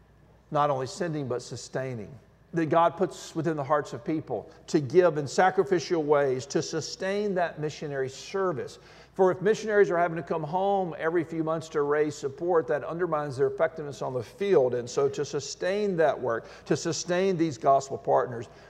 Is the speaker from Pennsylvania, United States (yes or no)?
no; Alabama, United States; When I was a kid, I grew up in the Deep South in Alabama